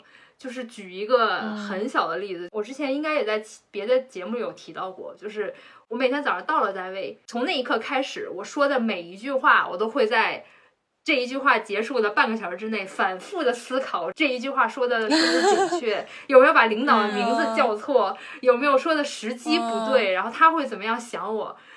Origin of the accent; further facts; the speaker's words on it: Beijing, China; moved away as an adult; also born or lived in Hong Kong; 在我长到二十四岁之前，我一直都生活在北京。